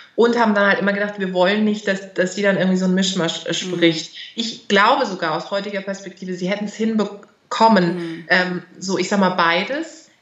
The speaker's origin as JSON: {"language": "German", "country": "Germany", "tie": "born or raised there", "accent": "German accent (in her Turkish)", "said": "Ich habe so einen deutschen Akzent drin."}